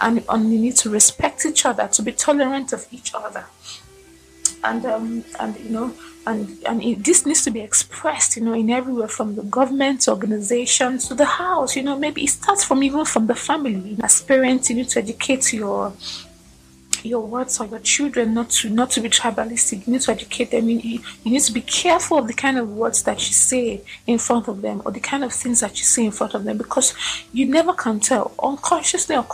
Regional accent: Nigeria; my Nigerian context

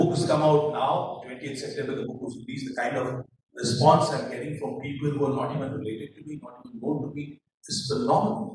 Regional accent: India

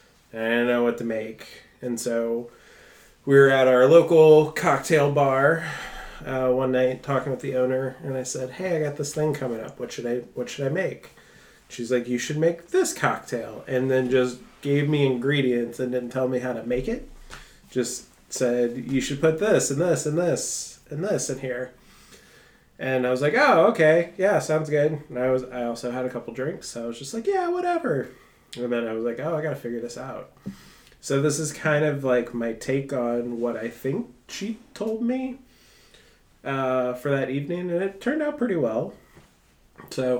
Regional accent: New Orleans, Louisiana, United States; I grew up in New Orleans

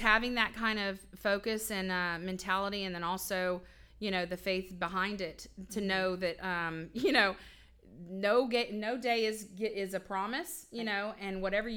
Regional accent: Spring, Texas, United States; also born or lived in San Antonio, Texas / Houston, Texas; I grew up in Spring.

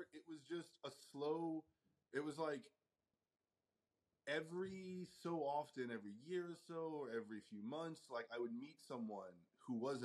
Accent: Fredericksburg, Virginia, United States; I grew up in a small town called Fredericksburg, Virginia.

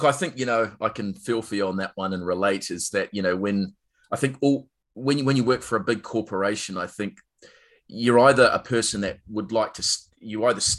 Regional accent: Scotland, United Kingdom; accent: Scottish; I'm Scottish.

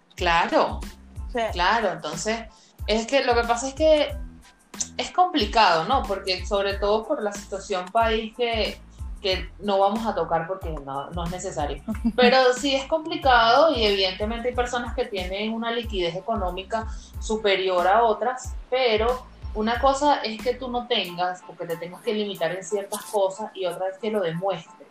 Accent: Venezuela; las dos somos venezolanas, tenemos más de 10 años de amistad. Rosa está en República Dominicana y quien les habla, tú sí, estoy aquí en Venezuela

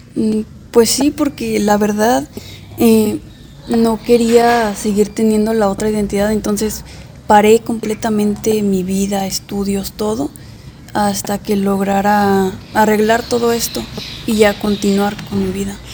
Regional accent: Poza Rica, Veracruz, Mexico; also born or lived in Venustiano Carranza, Puebla; mis padres eh, son de son de Veracruz y yo nací en Poza Rica

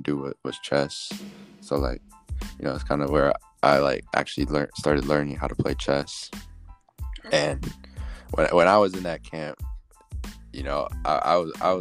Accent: Chicago, Illinois, United States; I'm from Chicago. I was born in the suburbs. Then I moved to Chicago when I was like 14.

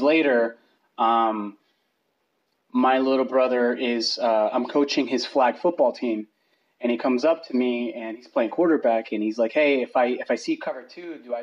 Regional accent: Bogota, Colombia; moved away; I was born in Bogota, Colombia

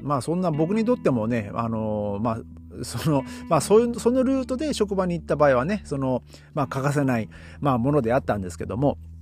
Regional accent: Hachinohe, Aomori, Japan; now in Berlin, Germany; 僕が生まれ育った八戸

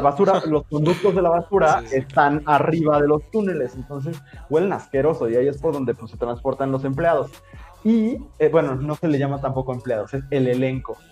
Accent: Mexico

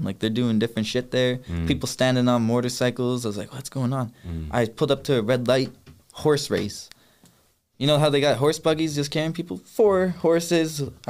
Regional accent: Thunder Bay, Ontario, Canada; Yeah. No, I told him I'm from Canada.

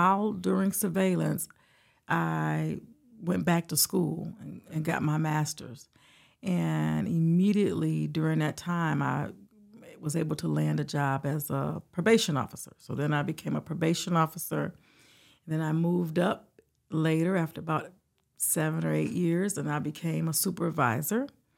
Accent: Detroit, Michigan, United States; Well, I am originally from Detroit, Michigan.

